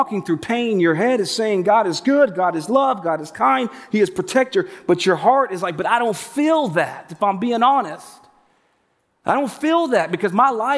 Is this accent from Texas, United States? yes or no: yes; Pasadena, Texas, United States; also born or lived in Houston, Texas; I was born and raised in Pasadena, Texas.